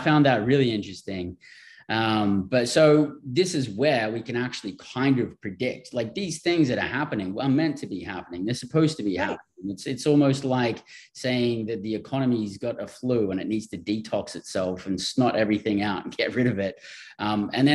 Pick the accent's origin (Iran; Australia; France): Australia; moved away; I'm from Australia and I've traveled all over the world and lived in different countries